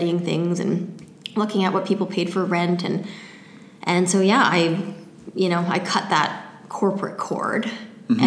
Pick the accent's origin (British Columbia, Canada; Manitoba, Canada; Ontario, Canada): British Columbia, Canada; Surrey; I grew up in Surrey.